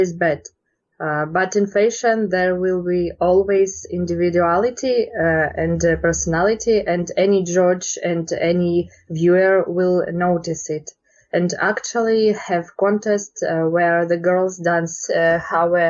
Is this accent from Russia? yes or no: yes; Russia; in Russia we have a lot of competition